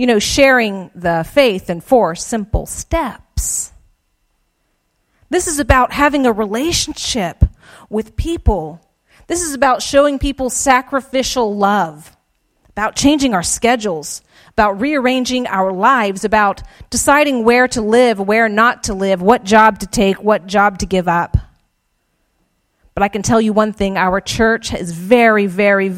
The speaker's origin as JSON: {"language": "English", "region": "South Georgia", "country": "United States", "said": "I'm from South Georgia. my accent doesn't belie"}